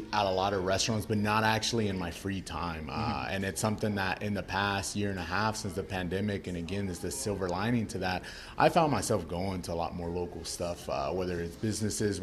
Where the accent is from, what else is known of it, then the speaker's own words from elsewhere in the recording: Fort Worth, Texas, United States; I grew up in the South Side